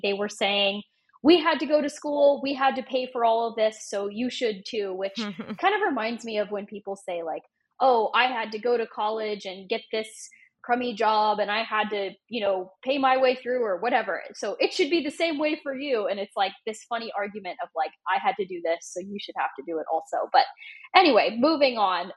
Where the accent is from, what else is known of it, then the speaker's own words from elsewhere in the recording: Oregon, United States; moved away; I grew up in Oregon